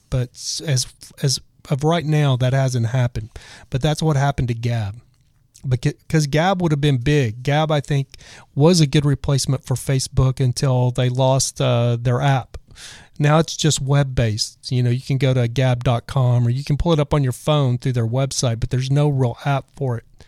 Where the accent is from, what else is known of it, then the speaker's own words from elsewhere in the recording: Texas, United States; I'm from Texas